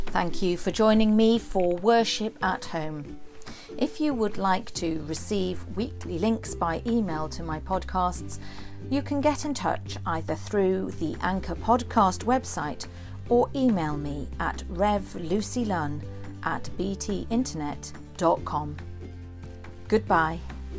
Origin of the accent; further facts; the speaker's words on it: Newcastle upon Tyne, North East England, United Kingdom; now in Cumbria, United Kingdom; I grew up in a place called Gosforth, the sub-, suburb of a northern city, not the village in West Cumbria